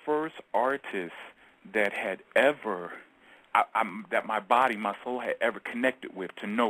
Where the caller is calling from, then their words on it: Georgia, United States; I'm calling from Georgia, actually.